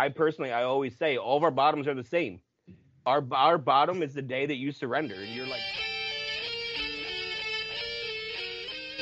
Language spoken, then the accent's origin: English; New Jersey, United States; moved away as an adult; also born or lived in Plymouth, Massachusetts / Los Angeles; now in Pennsylvania, United States; I grew up in Jersey